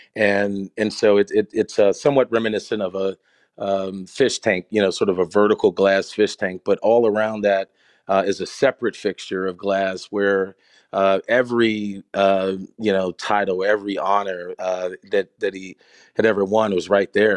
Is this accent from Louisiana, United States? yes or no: no; Pittsburgh, Pennsylvania, United States; moved away as an adult; I grew up in Pittsburgh in the seventies